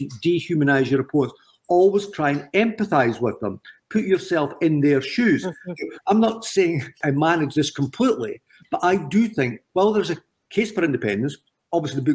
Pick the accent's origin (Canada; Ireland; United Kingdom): United Kingdom; Scotland